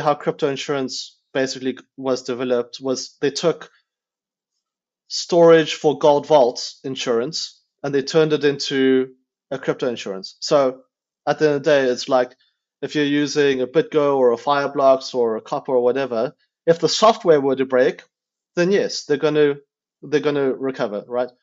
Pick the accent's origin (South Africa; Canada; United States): South Africa; moved away; I grew up in South Africa